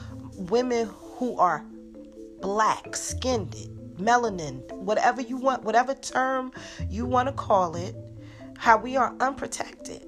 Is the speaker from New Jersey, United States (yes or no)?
yes; Newark, New Jersey, United States; I'm from Newark